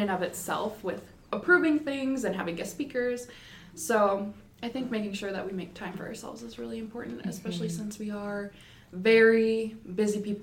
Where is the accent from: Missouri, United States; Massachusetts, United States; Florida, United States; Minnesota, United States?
Minnesota, United States; Mille Lacs area; I am from the Mille Lacs area in Minnesota